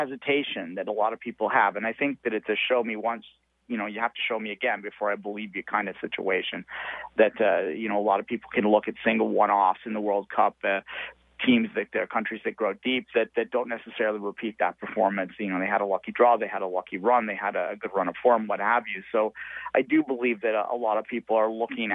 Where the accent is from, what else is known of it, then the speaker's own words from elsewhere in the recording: Canada; as a Canadian supporter